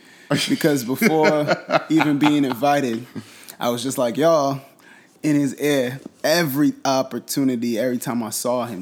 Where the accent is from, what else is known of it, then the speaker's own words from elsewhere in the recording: New York City, New York, United States; also born or lived in Flatbush, Brooklyn / Newark, New Jersey; I grew up in Canarsie, and then from like high school on, I was in Flatbush. It's been that way, and then after graduating college, you know, Newark was the stop.